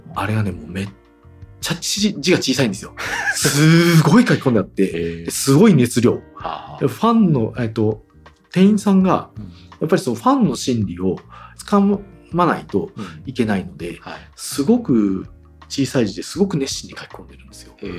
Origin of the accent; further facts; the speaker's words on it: Obu, Aichi, Japan; 正確には名古屋の隣の大府市っていうところに出あの名古屋じゃない近隣都市の出身だったんで